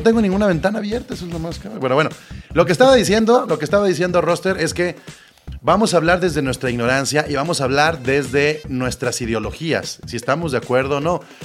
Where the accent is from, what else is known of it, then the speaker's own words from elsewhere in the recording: Mexico; como mexicanos, latinoamericanos